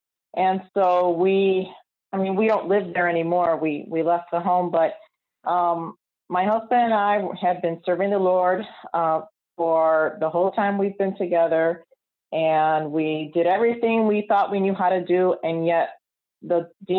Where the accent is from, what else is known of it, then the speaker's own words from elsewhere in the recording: Chicago, Illinois, United States; from Chicago.